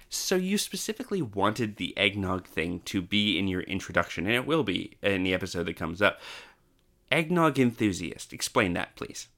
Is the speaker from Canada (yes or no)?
yes; Canada; now in Australia; I grew up in Canada and then came to Australia